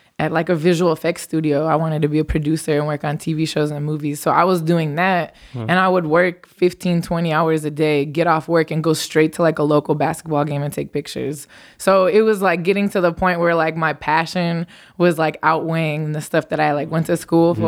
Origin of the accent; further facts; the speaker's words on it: Los Angeles, California, United States; I'm born and raised in Los Angeles. So this is my hometown